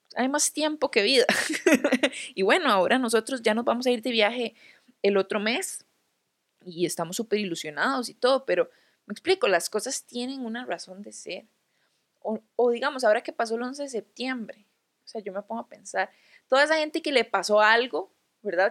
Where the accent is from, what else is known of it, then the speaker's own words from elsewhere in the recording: Guápiles, Limón, Costa Rica; moved away; no soy de San José, ¿verdad? Soy de Guapiles